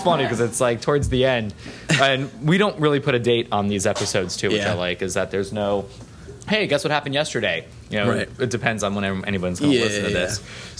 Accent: Florida, United States; we're from Florida

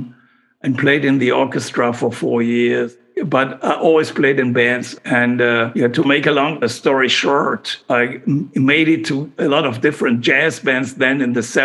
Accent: Aachen, North Rhine-Westphalia, Germany; also born or lived in Cologne; My hometown is Aachen, Aix-la-Chapelle, the most western city in Germany

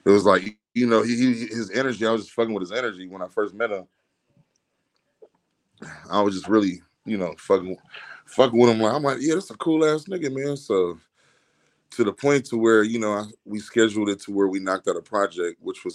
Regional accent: Compton, California, United States; I'm from East Compton, California

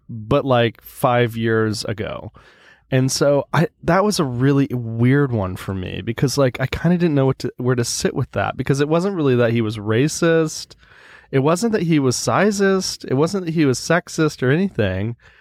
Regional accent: United States; now in Sweden; I'm an American living in Sweden.

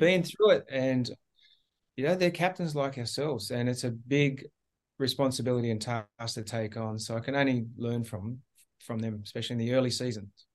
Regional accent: Australia; being the Australian captain

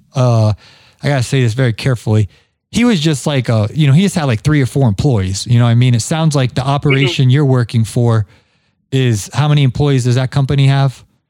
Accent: Ohio, United States; accent: Ohio-ness; now in Georgia, United States; I'm from Ohio originally. I I, heard, I heard my Ohio-ness in there. I've been I lived in Georgia now for what uh, almost 20 years.

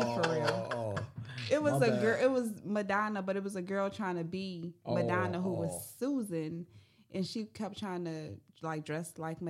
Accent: Racine, Wisconsin, United States; moved away as an adult; now in Nashville, United States; in the house from Racine, Wisconsin.

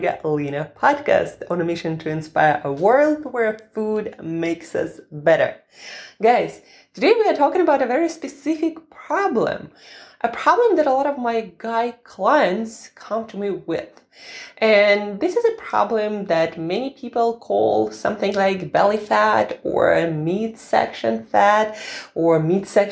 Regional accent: Russia; I'm Russian

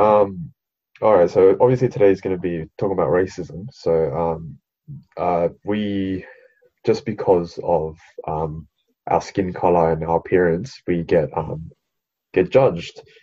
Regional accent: Australia; I was born in Australia, so I'm an Australian citizen

